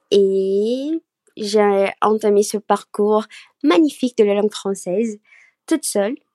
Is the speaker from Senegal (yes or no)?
no; Brazil; French is a second language; je suis brésilienne